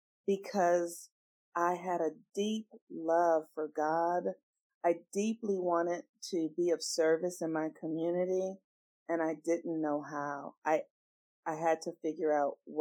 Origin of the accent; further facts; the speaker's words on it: Los Angeles, California, United States; I grew up in, I was born in the States in Los Angeles, California